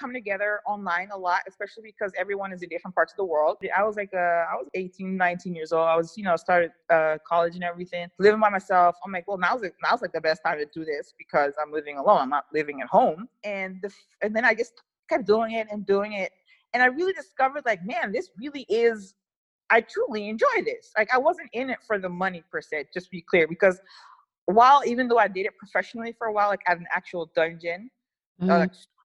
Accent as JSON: {"language": "English", "country": "Netherlands", "tie": "born or raised there", "also_born_or_lived": "Liberia / Lebanon", "said": "I'm Liberian and Lebanese. But I came to the Netherlands when I was about 8 or 9 months old. So I guess you could say I'm practically Dutch."}